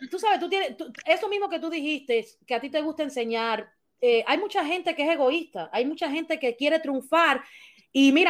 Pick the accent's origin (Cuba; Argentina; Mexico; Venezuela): Cuba; por mi parte, como como cubana, eh, cuando cuentan estas historias, a mí me, afecta mucho porque a mí me duele que mis compatriotas tengan que pasar todos estos trabajos para llegar a, este país